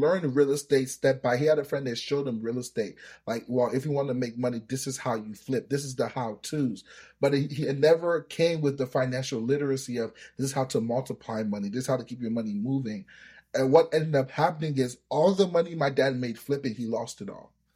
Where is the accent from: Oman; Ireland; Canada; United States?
United States; first language Yoruba; English is a second language; also born or lived in Nigeria; I, I grew up in America. I've been here for twenty years, but my early years were in Nigeria. So I came here when I was seven years old